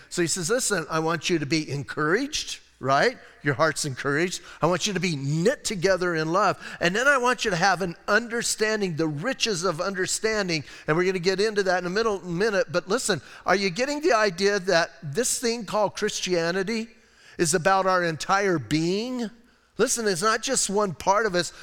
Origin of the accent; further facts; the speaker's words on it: Bisbee, Arizona, United States; I'm from Bisbee.